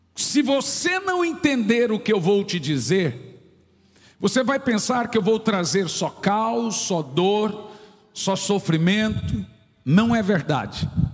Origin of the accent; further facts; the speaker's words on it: Goiânia, Goiás, Brazil; eu nasci na Vila Nova